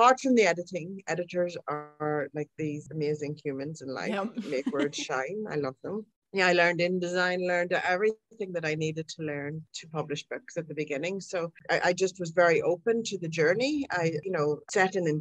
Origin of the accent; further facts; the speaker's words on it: Ireland; I'm Irish.